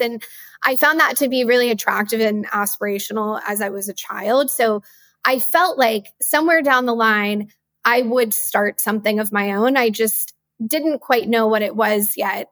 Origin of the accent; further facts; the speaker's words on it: West Texas, United States; I grew up in West Texas